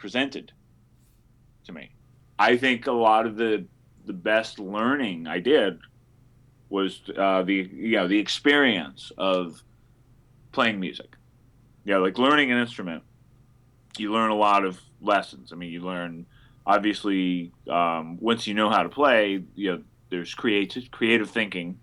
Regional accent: Berkeley, California, United States; moved away as an adult; also born or lived in New York; I was raised in Berkeley, California

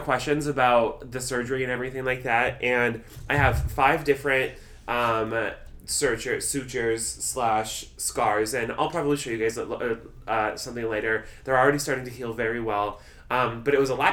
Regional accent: Nebraska, United States; I was born in Nebraska. I'm a thick, corn-fed Midwestern boy.

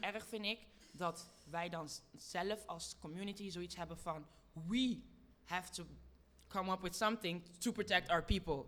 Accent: Lieshout, North Brabant, Netherlands; also born or lived in Congo; ik kwam daar aan als Congolees meisje. Met een alleenstaande moeder in Lieshout in Brabant

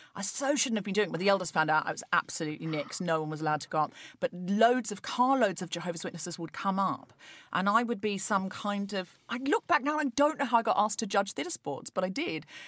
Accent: Australia; now in London, United Kingdom; I was brought up Church of England, a perfectly standard, uh, you know, experience as an Australian

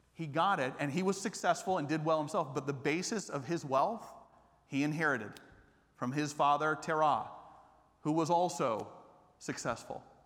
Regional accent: Atlanta, Georgia, United States; moved away as an adult; also born or lived in Japan; now in Austin, United States; I grew up in Atlanta not as a Christian.

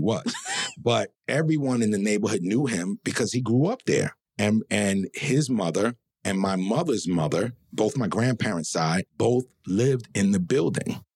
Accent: New York City, New York, United States; growing up in the building and growing up in Harlem and in that community

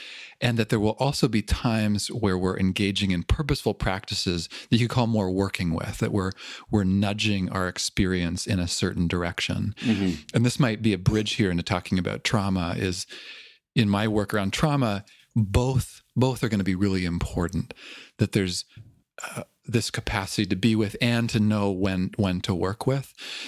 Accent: Toronto, Ontario, Canada; accent: Toronto; moved away; I grew up in Toronto.

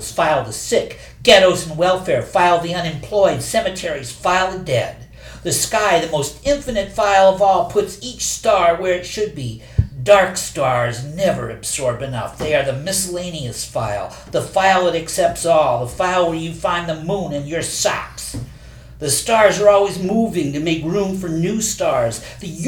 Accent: Ohio, United States; moved away; I came from Ohio. Yes. Little town.

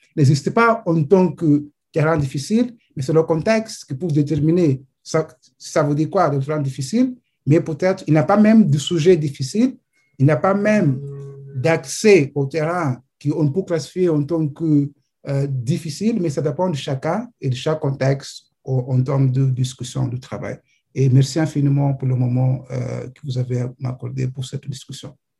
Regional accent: Mozambique; je viens de Mozambique

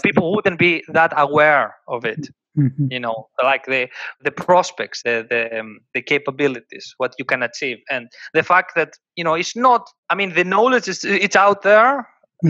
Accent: Greece; born or raised there; moved away

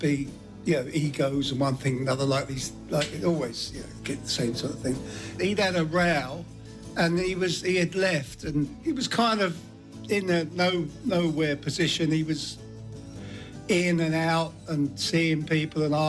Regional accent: Ashford, South East England, United Kingdom; I'm from Ashford in Kent

